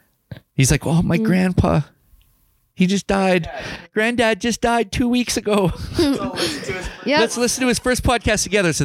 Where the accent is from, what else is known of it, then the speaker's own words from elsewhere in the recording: Kamloops, British Columbia, Canada; And and then it just worked out as a happy coincidence that we're from Kamloops and everyone calls it Loops.